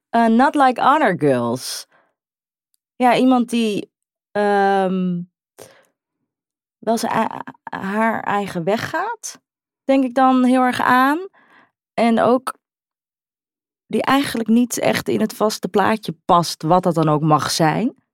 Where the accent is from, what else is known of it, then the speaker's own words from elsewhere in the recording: Utrecht, Netherlands; En ik hoor bij Utrecht, ik kom uit Utrecht, ik woon in Utrecht.